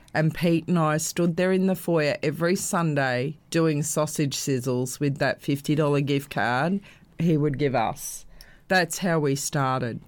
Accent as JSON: {"language": "English", "town": "Brisbane", "region": "Queensland", "country": "Australia", "tie": "born or raised there", "said": "I actually was born and bred in Brisbane"}